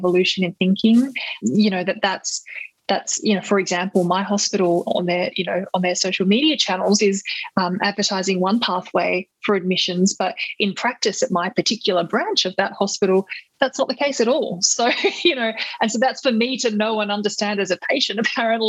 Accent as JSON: {"language": "English", "country": "Australia", "said": "as an Australian citizen"}